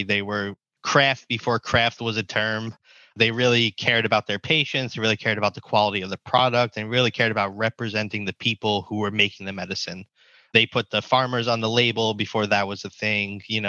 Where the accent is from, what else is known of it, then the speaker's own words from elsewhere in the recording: East Coast, United States; also born or lived in New York / New Jersey; So I grew up on the East Coast, where obviously cannabis has been illegal forever until now, where we're seeing it start to open, which is great. New York and New Jersey is where I call home